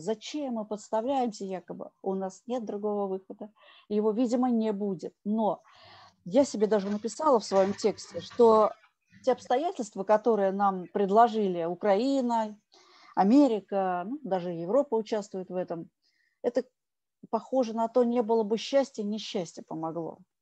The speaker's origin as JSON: {"language": "Russian", "country": "Russia", "said": "я россиянка"}